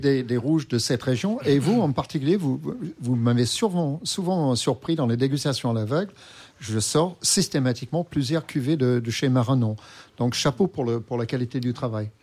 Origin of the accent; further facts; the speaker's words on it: England, United Kingdom; moved away; mon pays natal, euh, l'Angleterre